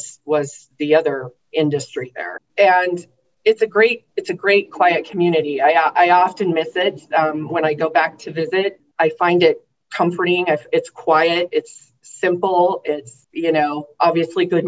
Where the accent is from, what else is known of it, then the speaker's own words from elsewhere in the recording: Torrington, Wyoming, United States; moved away as an adult; also born or lived in Seattle, Washington / Lusk, Wyoming; now in Jackson, United States; I originally come from Torrington, Wyoming, which is a small town on the eastern side, southeastern side of the state.